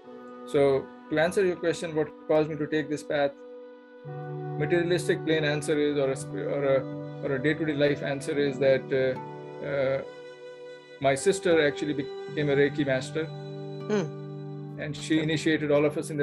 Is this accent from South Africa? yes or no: no; India; now in Plano, United States; Born and raised in India, now I live in the U.S. Plano, Texas is my home